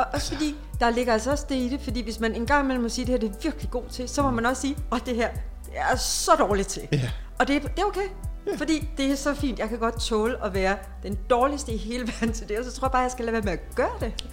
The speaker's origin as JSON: {"language": "Danish", "country": "Denmark", "said": "jeg er en god dansker"}